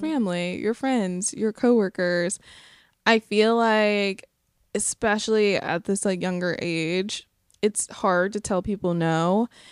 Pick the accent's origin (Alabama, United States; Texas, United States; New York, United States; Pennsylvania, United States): Alabama, United States; Sylacauga; moved away; my hometown of Sylacauga